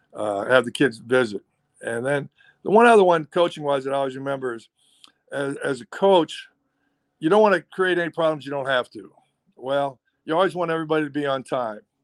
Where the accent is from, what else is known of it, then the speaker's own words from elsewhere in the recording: Ohio, United States; moved away as an adult; also born or lived in Oregon; I'm from Ohio and I went to school in Oregon